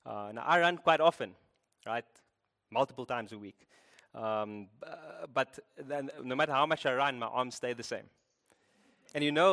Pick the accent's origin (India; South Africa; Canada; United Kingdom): South Africa; Cape Town, Western Cape; I'm from Cape Town. You can hear